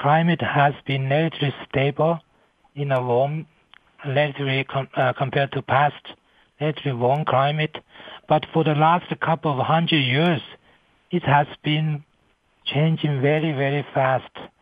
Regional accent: China; moved away as an adult; also born or lived in United States; now in Colorado, United States; I come to United States from China in 1990 to study atmospheric science at Columbia University

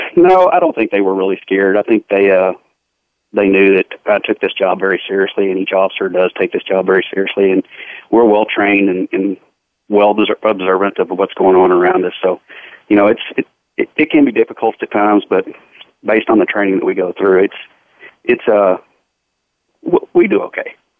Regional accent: Fort Worth, Texas, United States; I grew up here in Fort Worth and uh, lived my whole life here with my entire family

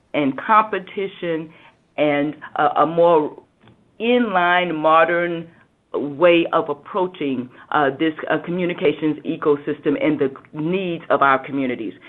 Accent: South Carolina, United States; I am from South Carolina and from what we call Hurricane Alley sometimes.

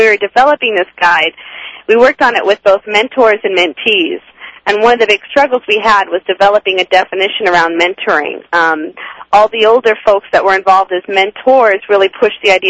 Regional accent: California, United States; moved away as an adult; now in Washington, D.C., United States; born and raised in California

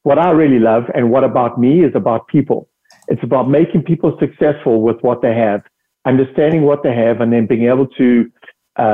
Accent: South Africa; accent: South African; moved away as an adult; also born or lived in United Kingdom; I'm originally from South Africa. That's the accent.

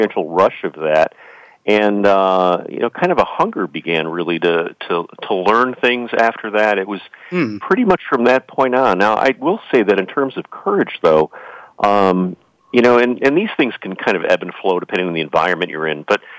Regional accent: Chicago, Illinois, United States; I grew up in the Chicago area in the 1960s

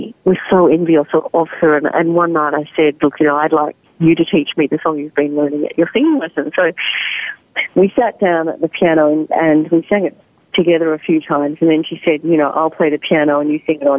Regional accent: Australia; also born or lived in Netherlands; I was born in Holland, and my father is Dutch, and he also was very lucky to escape the war. And I went to school then in Australia

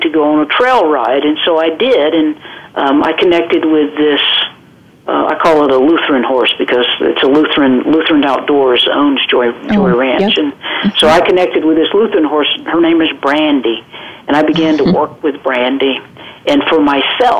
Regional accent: South Georgia, United States; accent: southern drawl; moved away as an adult; also born or lived in Florida; now in Watertown, South Dakota, United States; I'm a Southern girl, and I'm born and raised in Georgia

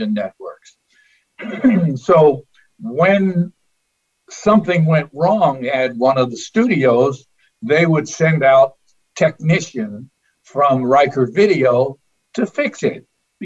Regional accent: Long Island, New York, United States; I grew up on Long Island

